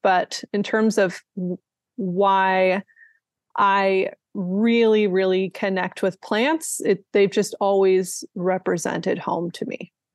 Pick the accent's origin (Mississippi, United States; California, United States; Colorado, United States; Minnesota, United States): California, United States; Sierra Nevada; I grew up in the Sierra Nevada in kind of a moderate elevation